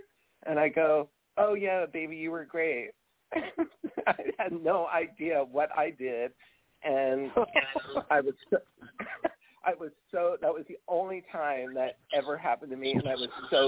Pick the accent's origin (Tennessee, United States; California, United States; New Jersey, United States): New Jersey, United States; moved away as an adult; also born or lived in Florida / New York City; I grew up in Jersey. You could probably tell.